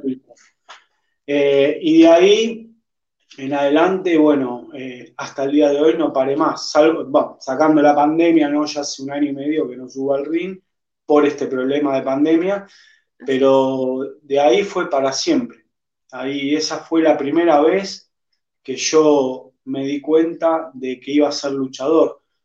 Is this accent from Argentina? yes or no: yes; Argentina; fuera de mi país, de Argentina